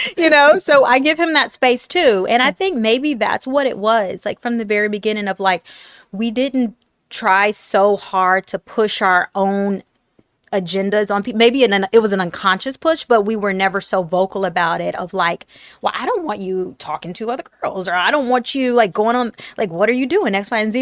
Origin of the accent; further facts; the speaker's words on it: Detroit, Michigan, United States; also born or lived in Tennessee; I grew up in Detroit, uh, by way of, like, Tennessee